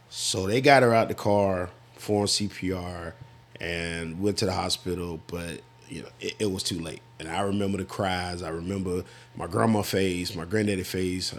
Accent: Florida, United States; born or raised there; moved away as an adult

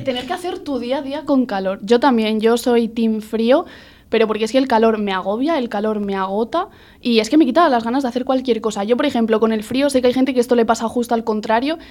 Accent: Extremadura, Spain; yo que soy de Extremadura, yo siempre he veraneado en Galicia

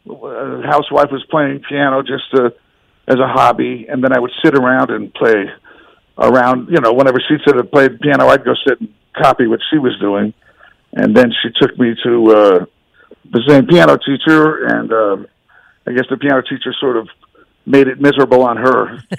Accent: New York City, New York, United States; born there; also born or lived in Miami, Florida / Atlanta, Georgia / Austin, Texas; Yeah, but actually, I was born in the Bronx.

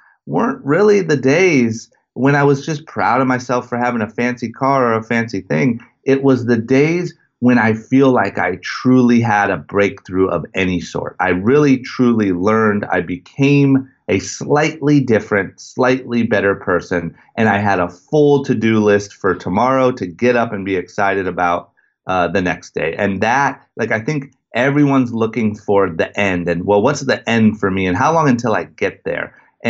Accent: Akron, Ohio, United States; I grew up in outside of Akron, Ohio, in a super small town and was obsessed with skateboarding

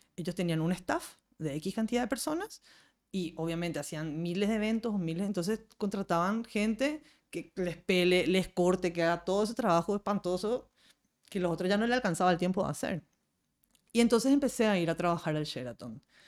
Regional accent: Paraguay; como cocinera y como paraguaya

